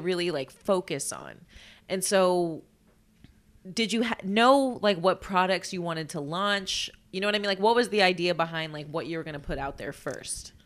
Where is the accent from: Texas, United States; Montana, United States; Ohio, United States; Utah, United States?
Texas, United States; Corpus Christi; I'm from Corpus